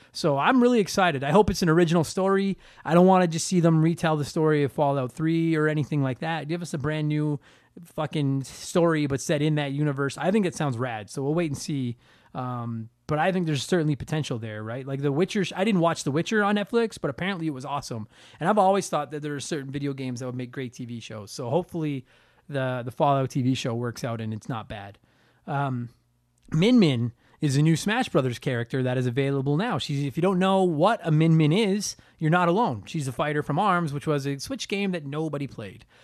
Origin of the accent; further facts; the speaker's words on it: Canada; I'm a Canadian comedian